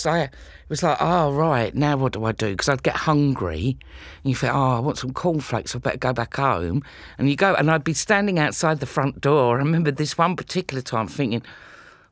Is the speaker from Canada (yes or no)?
no; London, United Kingdom; accent: cockney; I'm from London